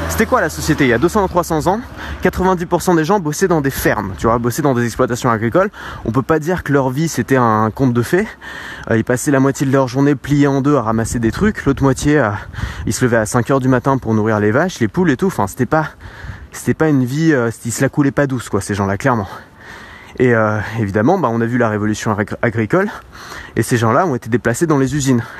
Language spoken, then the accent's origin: French; France; Alors moi je le perçois vraiment en France parce que je suis français